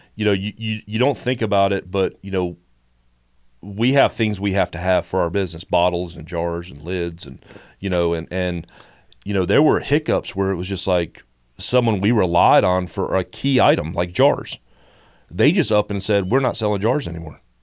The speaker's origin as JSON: {"language": "English", "town": "Statesboro", "region": "Georgia", "country": "United States", "tie": "born or raised there", "also_born_or_lived": "Chicago", "said": "we moved here in the, in the late seventies when I was little, so I've grown up in Bullock County"}